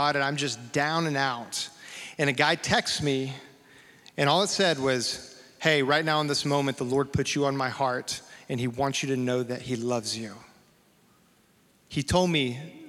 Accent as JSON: {"language": "English", "town": "Amarillo", "region": "Texas", "country": "United States", "tie": "born or raised there", "said": "a Baptist boy growing up in Amarillo, Texas."}